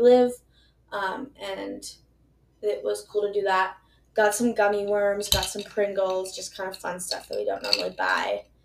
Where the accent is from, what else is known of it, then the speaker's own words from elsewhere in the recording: Minnesota, United States; I'm from Minnesota. I live in Minnesota.